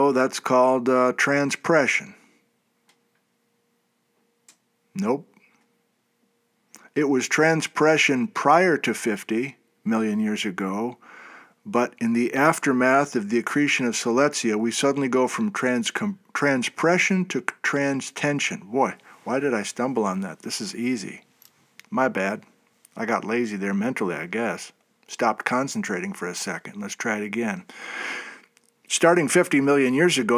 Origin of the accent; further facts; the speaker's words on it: Midwest, United States; I'm from the Midwest